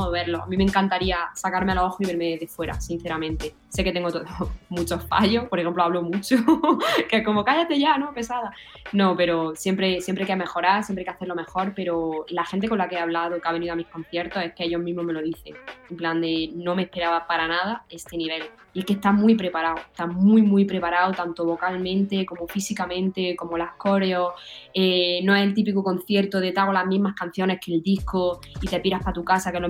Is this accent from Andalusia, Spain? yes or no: yes; Málaga, Andalusia, Spain; me encantaría volver a mi tierra que es Málaga.